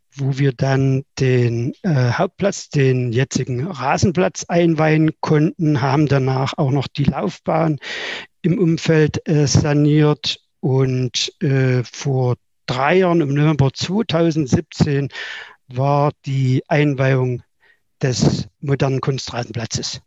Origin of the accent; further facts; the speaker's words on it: Weida, Thuringia, Germany; ich bin in Weida geboren